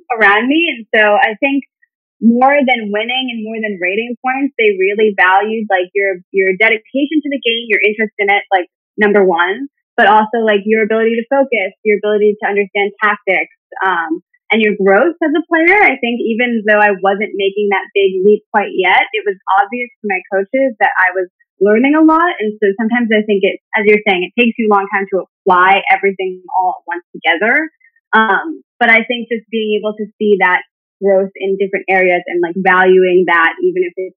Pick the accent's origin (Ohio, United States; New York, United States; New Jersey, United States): New York, United States; New York City; I'm from New York City, so chess was taught as a class, like a mandatory class in my school